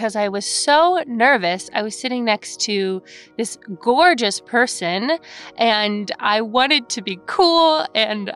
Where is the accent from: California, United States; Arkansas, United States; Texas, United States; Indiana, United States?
California, United States; Lake Forest; I'm originally from Lake Forest, California